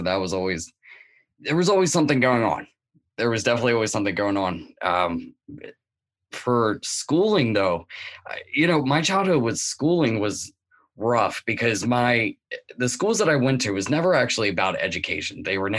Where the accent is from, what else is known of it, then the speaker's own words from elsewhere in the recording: Newark, Delaware, United States; Yeah, well, I was born and raised around Wilmington in Newark, Delaware. I was born in 1989. It was more of a suburban, but slightly urban place as well.